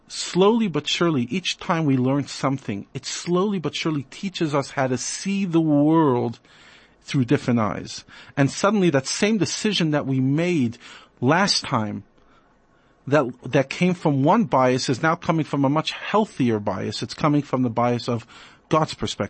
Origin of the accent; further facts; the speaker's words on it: New York, United States; now in South Africa; I grew up in New York